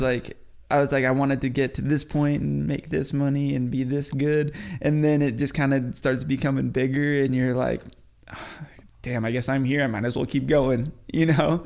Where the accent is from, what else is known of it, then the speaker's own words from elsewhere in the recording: New Mexico, United States; moved away; also born or lived in Florida; I'm from the West Coast. I grew up in New Mexico